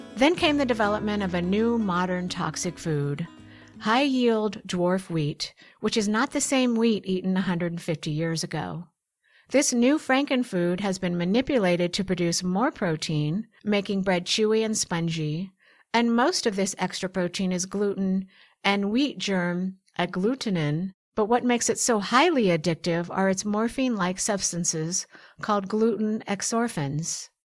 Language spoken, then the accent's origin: English; Portland, Oregon, United States; where I grew up in Portland, Oregon